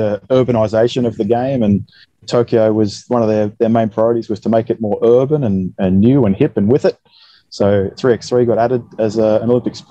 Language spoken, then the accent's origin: English; Port Macquarie, New South Wales, Australia; also born or lived in United States; now in Townsville, Australia; I'm from Port Macquarie, New South Wales, sleepy little coastal town. Grew up there.